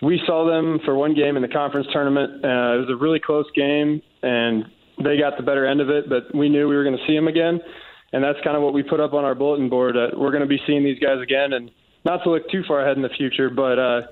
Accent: Cincinnati, Ohio, United States; moved away; I'm from Cincinnati

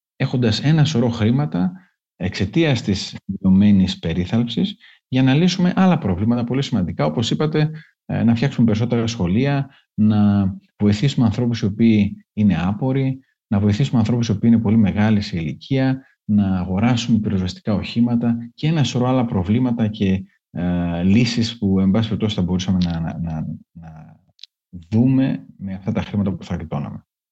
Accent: Greece; ως Έλληνες

